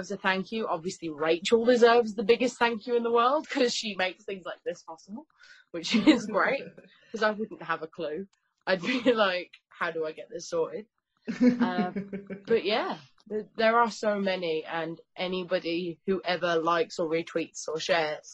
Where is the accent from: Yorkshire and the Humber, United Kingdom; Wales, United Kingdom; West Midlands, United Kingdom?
West Midlands, United Kingdom; Birmingham; I'm from Birmingham.